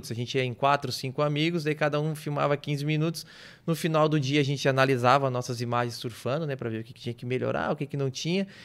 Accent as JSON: {"language": "Portuguese", "town": "Brasília", "region": "Federal District", "country": "Brazil", "tie": "born there", "lives_now": "Garopaba, Brazil", "said": "Que eu nasci em Brasília. O, a minha mãe é daqui de Garopaba, né?"}